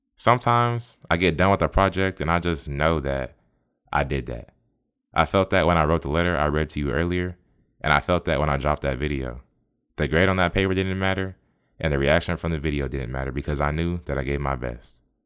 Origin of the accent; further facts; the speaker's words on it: Tampa, Florida, United States; I'm from the Bay. I was born and raised in Tampa, the eight one three.